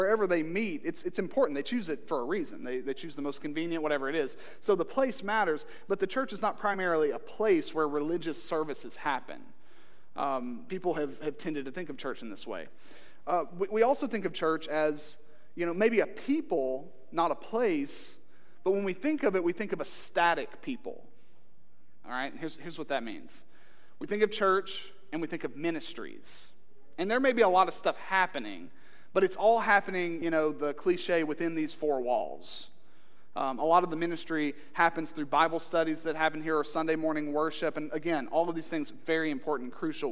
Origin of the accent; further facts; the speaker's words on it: Eastern Kentucky, United States; I'm from Eastern Kentucky